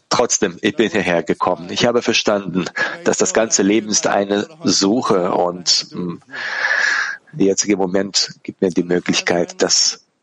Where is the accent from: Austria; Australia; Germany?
Australia; German is a second language; also born or lived in South Africa; Bin dann in Südafrika auf, ähm, ähm äh, geboren und in Australien aufge, ähm, aufgewachsen und mit 16 bin ich dann, war ich weg von zu Hause